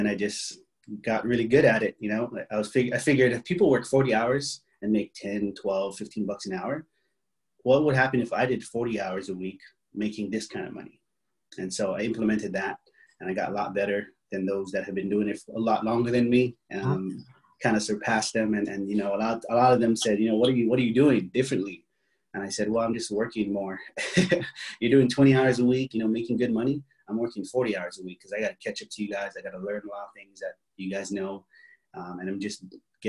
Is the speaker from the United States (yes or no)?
yes; Hawaii, United States; moved away as an adult; now in San Diego, United States; I was born and raised in Hawaii